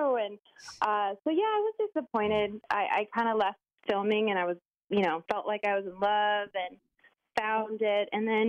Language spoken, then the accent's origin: English; Arizona, United States; moved away as an adult; also born or lived in Los Angeles, United States; I lived in L.A. for 14 years, was modeling, and I moved back to my hometown a year ago. So, which is where? Arizona.